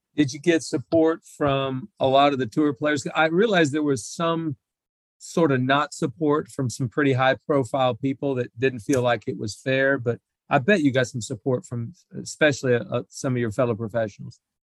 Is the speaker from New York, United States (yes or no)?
no; Oklahoma, United States; growing up in Oklahoma, being an Oklahoma State golf fan